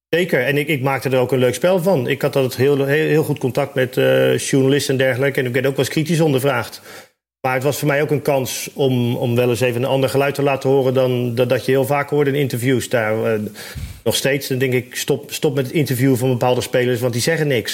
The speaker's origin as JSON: {"language": "Dutch", "town": "Rotterdam", "region": "South Holland", "country": "Netherlands", "said": "Ik kom uit Rotterdam"}